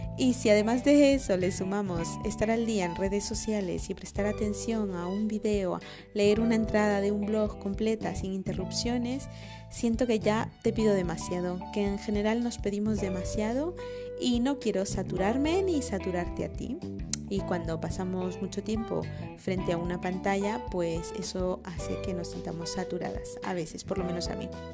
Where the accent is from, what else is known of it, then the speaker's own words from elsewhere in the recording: Guatemala; moved away as an adult; now in Madrid, Spain; esta parte chapina que tengo, que es toda prácticamente, porque nací en Guatemala